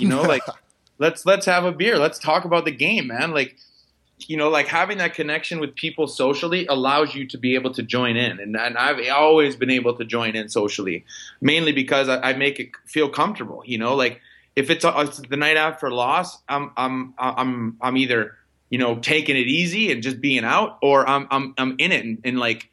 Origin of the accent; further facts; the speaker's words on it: Wisconsin, United States; moved away as an adult; also born or lived in Vancouver; I'm a kid from Wisconsin